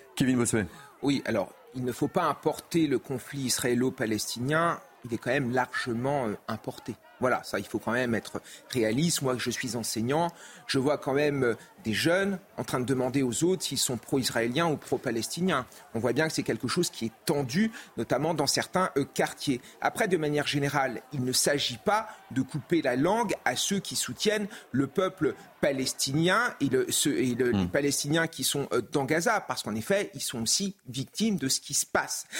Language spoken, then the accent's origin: French; France; Moi, en tant que Français